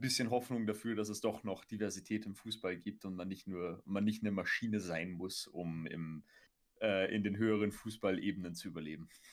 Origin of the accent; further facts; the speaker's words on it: near Golling, Salzburg, Austria; ich komme ja aus der, aus der Gegend